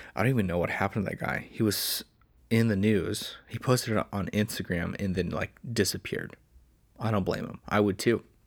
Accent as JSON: {"language": "English", "country": "United States", "said": "I'm American."}